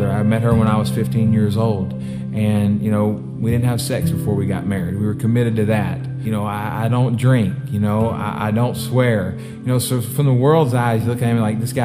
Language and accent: English; Texas, United States; also born or lived in Baton Rouge, Louisiana; I was born in Baton Rouge, Louisiana. Moved to Texas when I was in third grade.